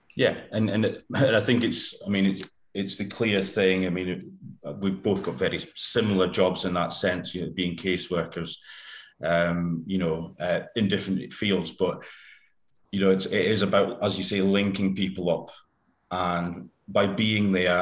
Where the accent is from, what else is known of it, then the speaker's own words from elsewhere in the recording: United Kingdom; being typically British